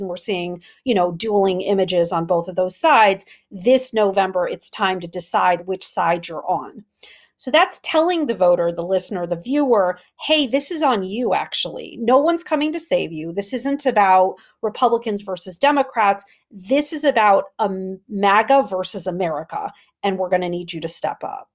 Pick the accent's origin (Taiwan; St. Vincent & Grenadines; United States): United States; Wisconsin; I'm from Wisconsin